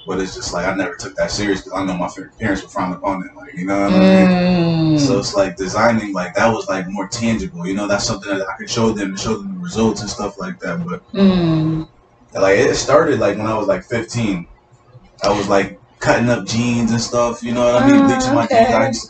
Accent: Norwalk, Connecticut, United States; born there; Yeah, I was born in Norwalk.

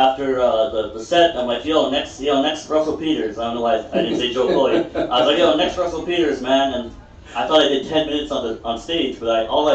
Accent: Philippines; come on, man. I'm Filipino, you know what I mean?

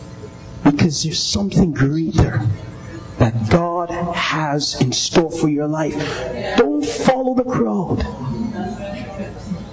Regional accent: Arima, Trinidad & Tobago; Anybody who know me know where I come from. I come from Arima

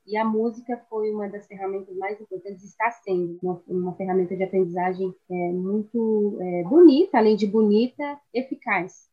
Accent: Peruíbe, São Paulo, Brazil; fui criada aqui mesmo na região, Peruíbe, na cidade de Peruíbe

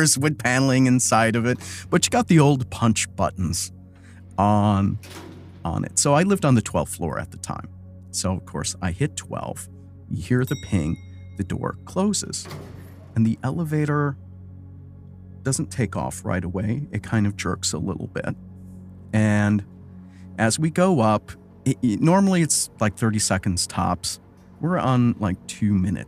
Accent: Wisconsin, United States; moved away as an adult; also born or lived in Chicago; I grew up in Wisconsin. I joined the Army and left, and I never really went back after

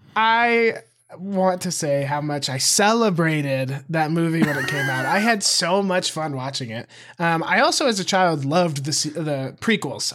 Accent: near Billings, Montana, United States; born or raised there

